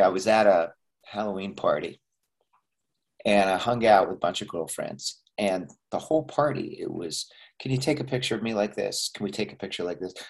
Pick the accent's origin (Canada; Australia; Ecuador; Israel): Canada; Montreal, Quebec; I'm also Canadian, by the way, yeah, I was born yeah. and raised in Montreal